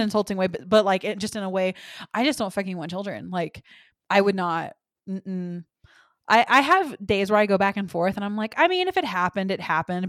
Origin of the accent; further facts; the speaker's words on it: Texas, United States; moved away; I am from Texas